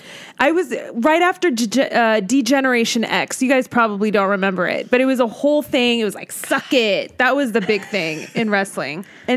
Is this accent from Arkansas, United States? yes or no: no; Montebello, California, United States; also born or lived in Los Angeles; I was born in a little town called, not little, but Montebello.